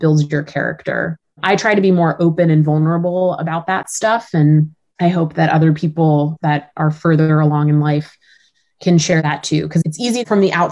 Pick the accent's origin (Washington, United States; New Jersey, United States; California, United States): California, United States; Growing up in California, I love the ocean